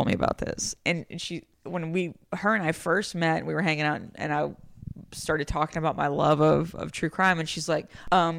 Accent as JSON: {"language": "English", "town": "Bay City", "region": "Texas", "country": "United States", "tie": "born or raised there", "moved": "yes", "said": "Bay City, Texas, where I grew up."}